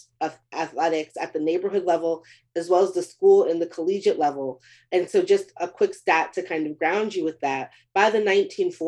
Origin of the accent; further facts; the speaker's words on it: Beaumont, Texas, United States; my hometown of Beaumont, Texas